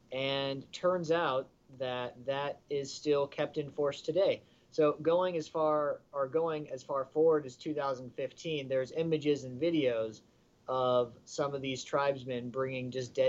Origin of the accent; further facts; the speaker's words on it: Southern California, United States; growing up in Southern California